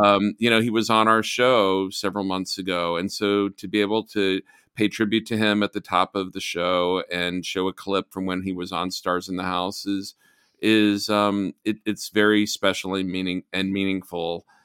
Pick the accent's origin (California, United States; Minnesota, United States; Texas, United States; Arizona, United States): Texas, United States; I saw the injustices growing up in Texas